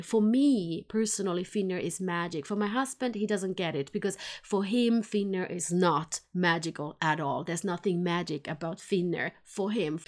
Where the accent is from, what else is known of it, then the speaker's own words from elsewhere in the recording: Helsinki, Uusimaa, Finland; moved away as an adult; now in Sweden; since I was born in Helsinki, Finland, and I lived there about twenty years, and then I've been here in Sweden now for over twenty years.